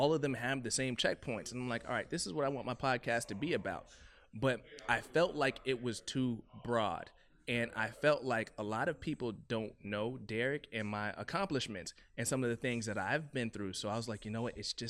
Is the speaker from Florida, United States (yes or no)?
yes; Miami, Florida, United States; also born or lived in Ohio / Atlanta; My favorite thing about Miami, man, is home.